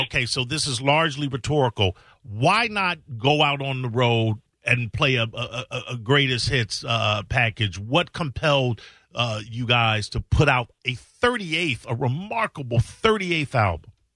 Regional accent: Chicago, Illinois, United States; I'm from Chicago, born and raised

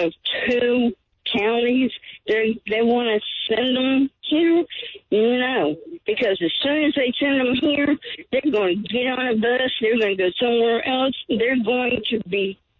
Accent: Jacksonville, Florida, United States; now in Middleburg, United States; I was born and raised in Jacksonville. I now reside in Middleburg.

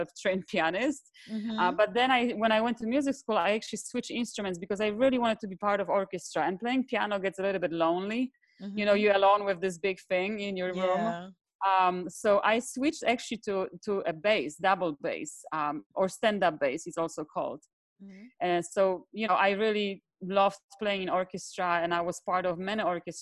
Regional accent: southern Poland, Poland; now in Miami, United States; I come from Poland originally, from a very, very small town in the south part of Poland, in the mountains.

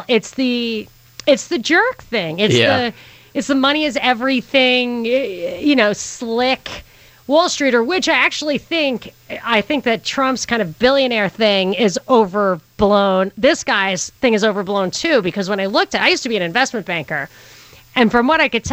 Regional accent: New York City, New York, United States; We're from Brooklyn.

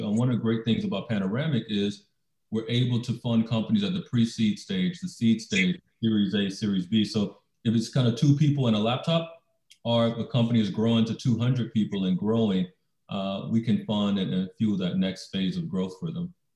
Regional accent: Baton Rouge, Louisiana, United States; moved away as an adult; also born or lived in Atlanta, Georgia; growing up in Baton Rouge, Louisiana

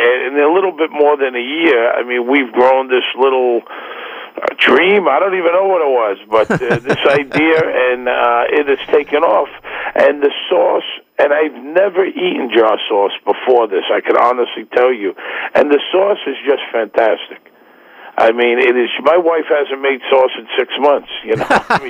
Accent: Brooklyn, New York, United States; now in Manhattan, United States; I live in Manhattan. I'm from Brooklyn. People that I grew up with don't eat jar sauce.

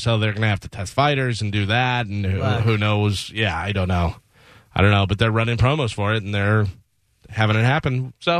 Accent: Chicago, Illinois, United States; I was, of course, a Bulls fan growing up in Chicago.

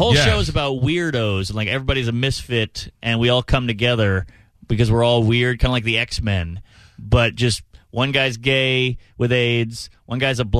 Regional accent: New Orleans, Louisiana, United States; I can't pull off a Southern accent.

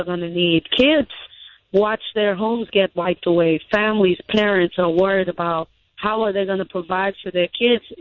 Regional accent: Bahamas; moved away as an adult; now in Mississippi, United States; I was born and raised in the Bahamas.

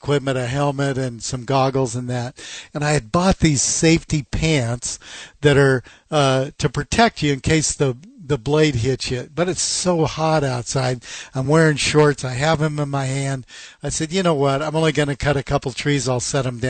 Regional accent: Seattle, Washington, United States; I was born and raised in Seattle

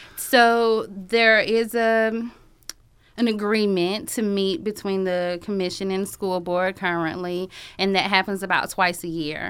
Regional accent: Athens, Georgia, United States; I am from Athens. I graduated from Clark Central in two thousand three

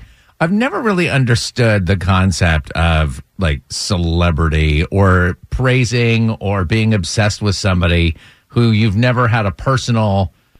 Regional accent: Vermont, United States; moved away; I was born and raised in Vermont

